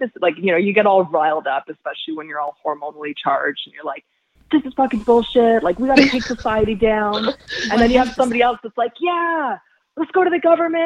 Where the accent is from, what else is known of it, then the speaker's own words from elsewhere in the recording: Jamaica; I'm Jamaican